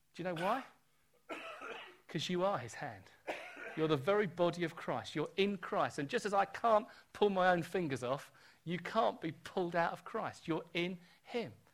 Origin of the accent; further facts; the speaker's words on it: United Kingdom; I'm born British.